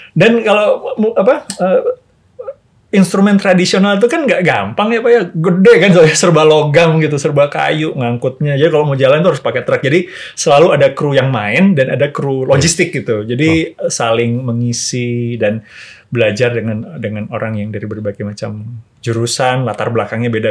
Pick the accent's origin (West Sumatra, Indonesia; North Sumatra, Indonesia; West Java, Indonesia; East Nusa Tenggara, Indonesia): West Java, Indonesia; Bandung; also born or lived in Jayapura; saya lahir di Bandung pak e, kemudian e, besar di Bandung TK saya sempat tinggal di Jayapura dua tahun